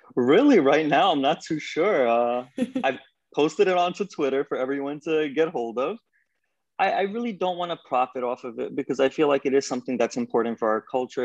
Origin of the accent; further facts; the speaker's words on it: New York, United States; I'm from New York